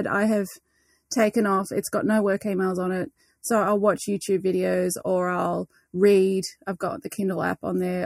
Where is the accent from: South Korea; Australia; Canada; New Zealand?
Australia; New South Wales; now in Melbourne, Australia; I grew up in New South Wales, though, so it was always rugby up there